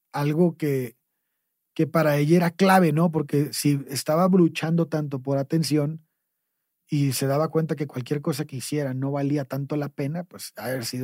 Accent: Tampico, Tamaulipas, Mexico; nuestro pueblo. Tampico

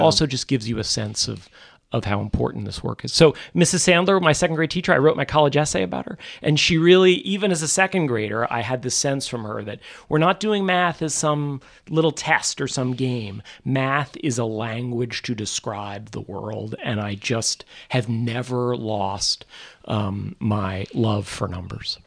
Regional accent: New York City suburbs, United States; also born or lived in Manhattan, New York; I was born in Manhattan. Um, uh, I'm a third generation born in New York City, but then mostly grew up out in the suburbs

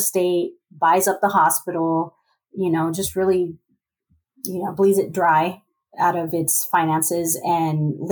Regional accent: San Antonio, Texas, United States; my hometown

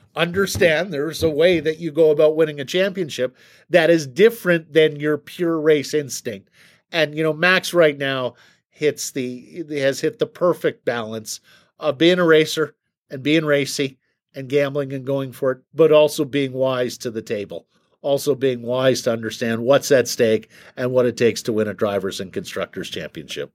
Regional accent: Canada; as a Canadian

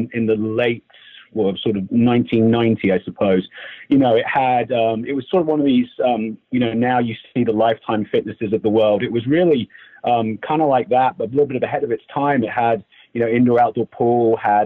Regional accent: England, United Kingdom; moved away; I played a lot of other sports growing up in England

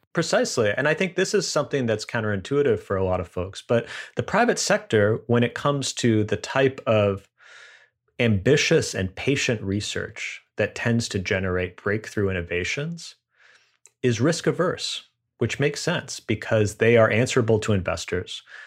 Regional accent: United States; as an American

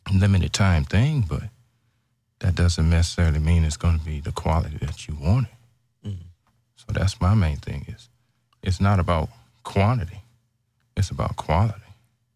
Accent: Ohio, United States; moved away as an adult; now in Houston, United States; I am actually from Ohio.

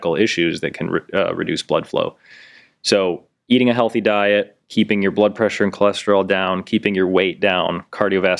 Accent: North Royalton, Ohio, United States; west side, I grew up in North Royalton

